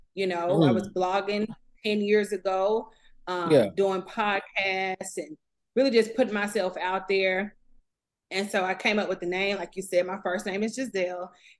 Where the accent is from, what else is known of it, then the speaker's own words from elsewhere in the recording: Huntsville, Alabama, United States; I'm from Huntsville.